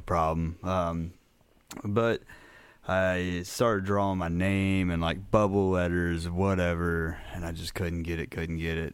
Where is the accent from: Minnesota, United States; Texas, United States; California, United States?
Minnesota, United States; Minneapolis; now in Crothersville, Indiana, United States; I was born and raised up in Minneapolis, um, lived there a majority of my childhood.